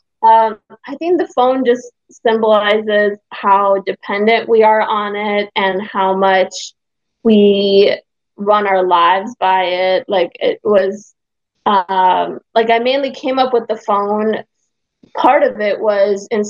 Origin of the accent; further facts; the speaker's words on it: Hungary; moved away; I'm from Europe. I'm Hungarian